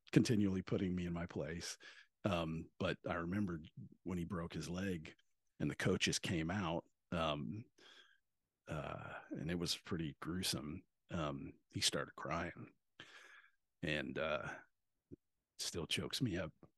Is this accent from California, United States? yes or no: no; Bandera, Texas, United States; moved away as an adult; also born or lived in Washington; growing up in Texas